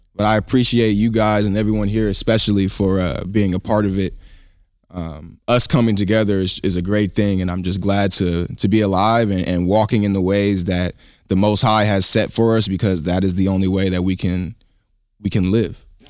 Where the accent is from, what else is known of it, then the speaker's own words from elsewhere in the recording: Sacramento, California, United States; growing up in Sacramento, um, you know, most of the education system is teaching you that all you really come from is slavery.